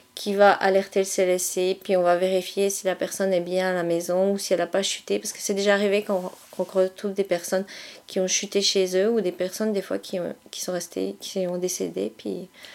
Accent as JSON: {"language": "French", "area": "eastern France, near Strasbourg", "region": "Grand Est", "country": "France", "tie": "born or raised there", "moved": "yes", "said": "je suis originaire de l'Est de la France. Euh, pour que tout le monde situe un petit peu plus, en général, je dis que je viens proche, j'habite proche de Strasbourg"}